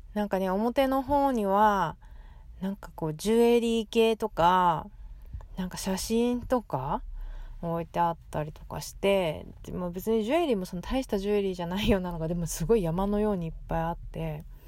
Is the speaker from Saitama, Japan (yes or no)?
no; Fukuoka, Japan; moved away; 私福岡出身ですけど